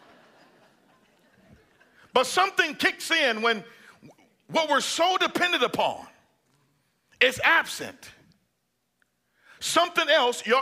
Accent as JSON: {"language": "English", "area": "Bible Belt", "region": "Southern United States", "country": "United States", "said": "I'm from the Bible Belt"}